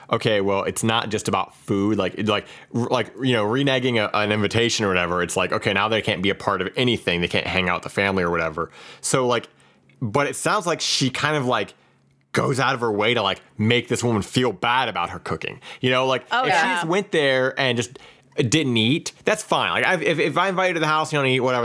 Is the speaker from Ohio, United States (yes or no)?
yes; Ohio, United States; moved away; I went back to Ohio, but I specifically went to Cleveland.